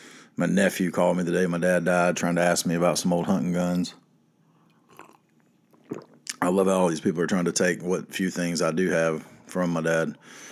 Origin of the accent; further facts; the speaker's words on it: the South, United States; So in case you're wondering what it's like growing up in the South and being poor, this is it.